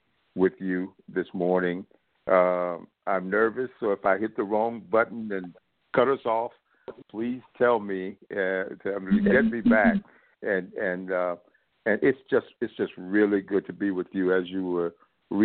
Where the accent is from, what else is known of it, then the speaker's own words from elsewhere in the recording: South Alabama, United States; I grew up poor in South Alabama.